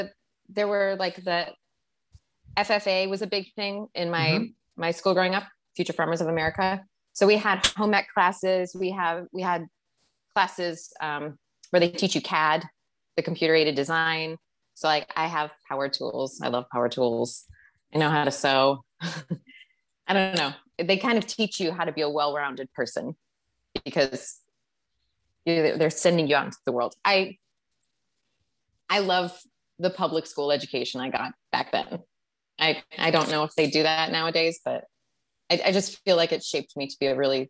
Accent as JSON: {"language": "English", "region": "Wisconsin", "country": "United States", "tie": "born or raised there", "also_born_or_lived": "Michigan / Chicago", "moved": "as an adult", "said": "I grew up in Wisconsin. I went to school in Michigan And I moved to Chicago after school."}